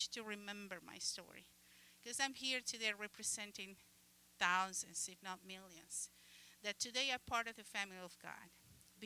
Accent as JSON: {"language": "English", "country": "Uruguay", "second_language": "English", "moved": "yes", "said": "I am from the country of Uruguay. You probably noticed my accent."}